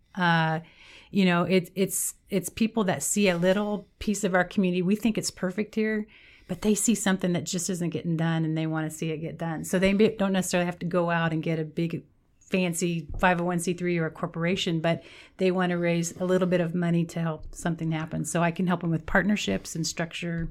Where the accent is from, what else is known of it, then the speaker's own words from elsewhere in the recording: Meade, Kansas, United States; I grew up in Meade, Kansas. It's a small town in southwestern Kansas by the Oklahoma border